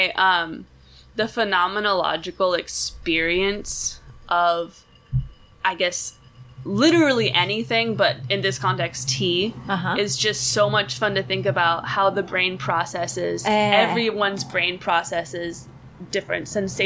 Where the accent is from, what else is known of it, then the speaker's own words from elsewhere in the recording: Portland, United States; moved away as an adult; also born or lived in Ohio; I grew up in Portland. I just knew Portland, and then I went to college in Ohio.